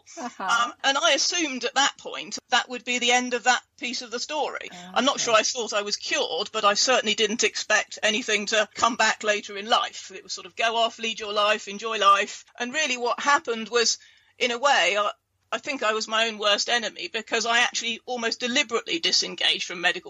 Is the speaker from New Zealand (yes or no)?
no; England, United Kingdom; moved away as an adult; also born or lived in South Florida; I'm English